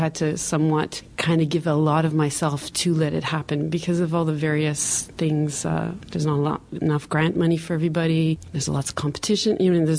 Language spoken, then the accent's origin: English; Toronto, Ontario, Canada; now in Montreal, Canada; Yeah, I came originally from Toronto. I came to dance with Hélène Blackburn for 4 years